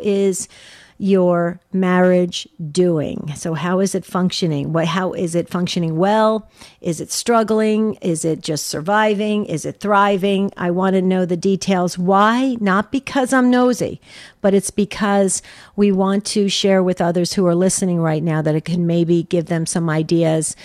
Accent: New Jersey, United States; I grew up with in New Jersey

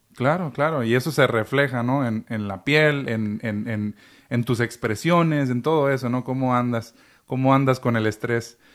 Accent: Chihuahua, Mexico; Yo soy chihuahuense

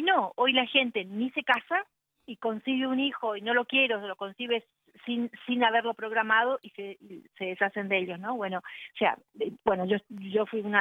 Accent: Argentina; en mi país

